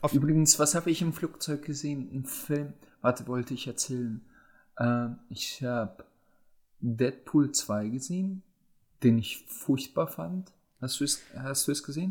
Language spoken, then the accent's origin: German; Germany; bei uns in Deutschland